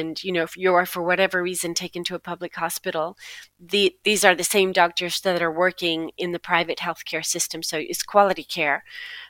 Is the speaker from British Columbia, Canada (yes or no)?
no; Toronto, Ontario, Canada; moved away as an adult; now in Buenos Aires, Argentina; as a Canadian, this is not how I was raised